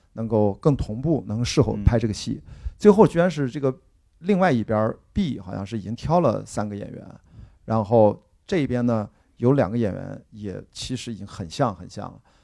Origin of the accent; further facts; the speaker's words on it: Qingdao, Shandong, China; 我是在这个电影的拍摄地青岛长大的。我们家我经常说啤酒厂旁边的邻居啊，你买一瓶青岛啤酒，登，呃，厂址青岛市登州路五十六号，我们家住五十七号，好吧，差几百米远。我们家的那个青五十七号大院儿，呃，上面斜对面是青岛医学院嗯。我从小在里面瞎玩儿，跟着一帮大学生上晚自习，跟着他们看录像带。然后下面斜对面是青岛盲童学校